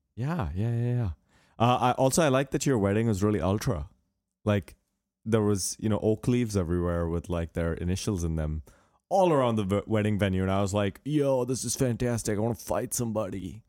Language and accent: English; United States; I'm American